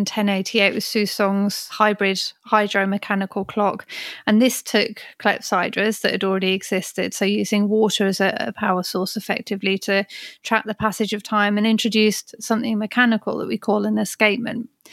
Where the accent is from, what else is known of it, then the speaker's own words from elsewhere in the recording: Birmingham, West Midlands, United Kingdom; moved away as an adult; also born or lived in London; I was born and raised in Birmingham, only lived in Birmingham and London, then moved out to the country a few years ago.